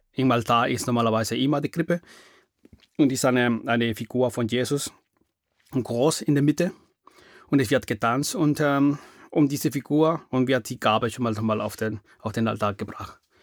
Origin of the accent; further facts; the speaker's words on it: Peru; first language Spanish; German is a second language; moved away as an adult; now in Germany; Ich komme aus Peru. Ich bin 54 äh, Jahre alt und lebe in Deutschland seit 28 Jahren.